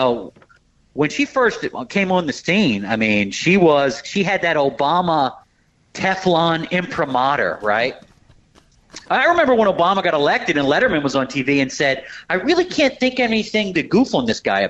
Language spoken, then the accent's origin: English; Philadelphia, Pennsylvania, United States; I'm from Philly.